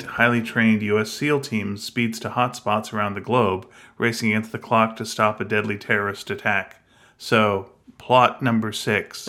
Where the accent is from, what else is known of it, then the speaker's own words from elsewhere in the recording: Canada; we're from Canada